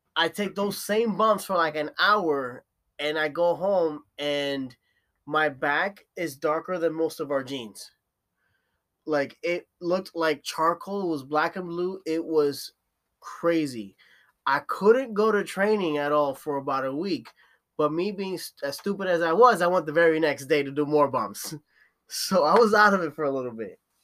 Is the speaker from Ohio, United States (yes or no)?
no; Newark, New Jersey, United States; I'm from Newark, uh, Newark in Jersey